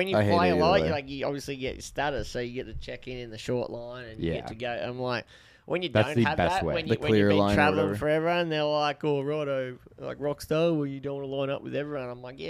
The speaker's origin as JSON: {"language": "English", "country": "Australia", "tie": "born or raised there", "accent": "Aussie", "moved": "as an adult", "lives_now": "United States", "said": "I grew up in Australia, motherfucker."}